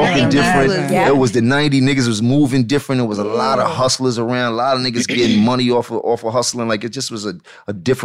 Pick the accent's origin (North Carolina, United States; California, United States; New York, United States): New York, United States; New York City; I grew up in the Bronx